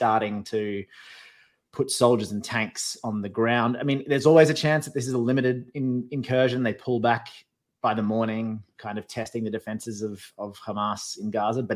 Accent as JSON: {"language": "English", "country": "Australia", "tie": "born or raised there", "moved": "as an adult", "lives_now": "United States", "said": "I am still Australian. I live in America, but I am still I'm still a citizen of my country of birth"}